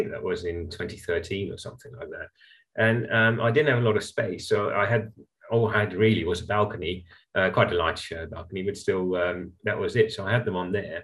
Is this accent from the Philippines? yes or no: no; Netherlands; moved away; I grew up in the Netherlands